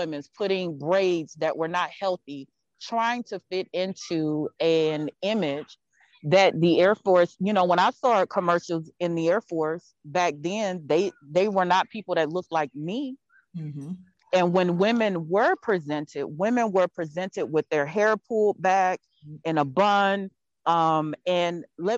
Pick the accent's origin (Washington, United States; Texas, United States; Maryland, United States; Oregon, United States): Texas, United States; I'm from Texas